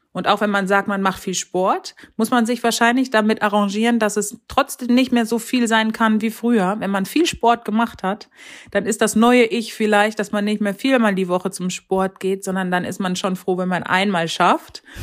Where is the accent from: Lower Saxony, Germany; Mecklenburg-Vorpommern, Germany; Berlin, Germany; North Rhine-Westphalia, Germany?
North Rhine-Westphalia, Germany; wohne in Ostwestfalen und ja, das ist sozusagen meine Heimat, in die ich zurückgekehrt bin, nachdem ich lange im Rheinland war